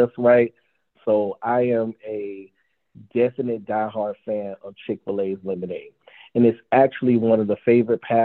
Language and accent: English; the South, Southern United States, United States; As a Southerner